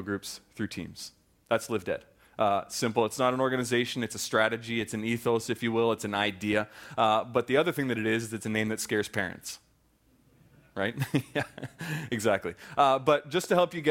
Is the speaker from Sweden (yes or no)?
no; just outside of Toronto, Ontario, Canada; moved away as an adult; also born or lived in Minneapolis-St. Paul, United States / Cairo, Egypt; I was born and raised in Canada, just outside of Toronto